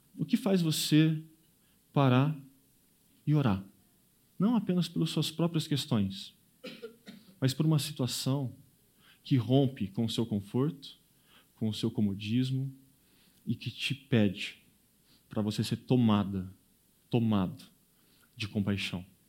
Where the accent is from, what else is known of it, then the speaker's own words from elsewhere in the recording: Brazil; nós, como brasileiros